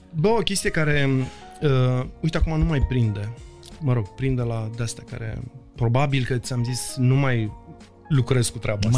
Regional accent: Bucharest, Romania; sunt toți din Berceni. Noi acolo suntem o mare familie

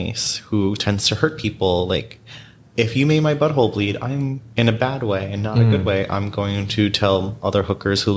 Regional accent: New York City, New York, United States; I grew up in New York

